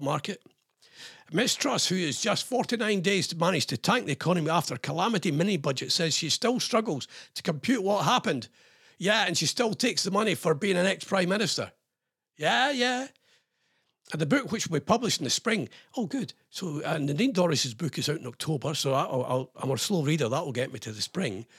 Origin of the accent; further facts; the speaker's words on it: Scotland, United Kingdom; I'm ex-RAF and I'm Scottish.